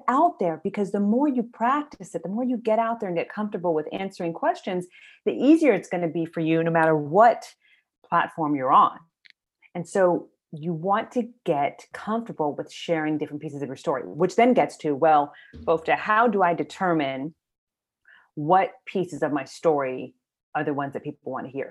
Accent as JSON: {"language": "English", "region": "Maryland", "country": "United States", "tie": "born or raised there", "said": "I grew up in Maryland, and my parents migrated from Ethiopia"}